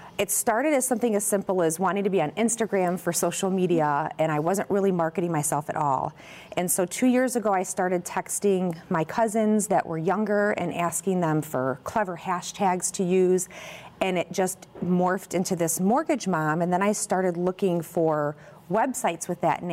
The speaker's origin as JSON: {"language": "English", "town": "Crest Hill", "region": "Illinois", "country": "United States", "tie": "born or raised there", "also_born_or_lived": "Chicago, United States / Naperville, United States", "said": "I grew up in Crest Hill, just next door, not too far from here from Naperville, and lived there until I went to Illinois State"}